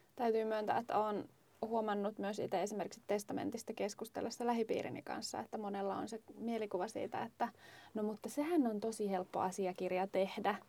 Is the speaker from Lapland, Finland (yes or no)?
yes; Lapland, Finland; me olen kotoisin Lapista